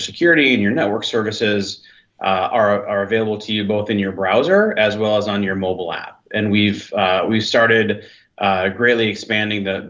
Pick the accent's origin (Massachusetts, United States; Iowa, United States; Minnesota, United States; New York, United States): Minnesota, United States; now in Washington State, United States; I grew up in Minnesota, so I'm just used to being Southern Canada